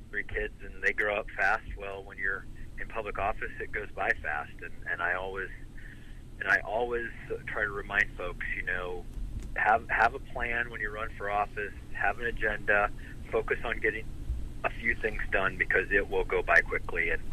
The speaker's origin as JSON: {"language": "English", "region": "rural Northwest Ohio", "country": "United States", "tie": "born or raised there", "also_born_or_lived": "Detroit, Michigan", "said": "I was born in Detroit, Michigan, and then I hit the lottery because I got adopted by two great parents who raised me in rural Northwest Ohio"}